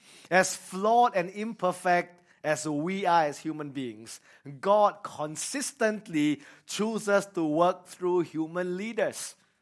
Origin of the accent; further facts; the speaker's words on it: Singapore; growing up in Singapore, we are very afraid of responsibilities.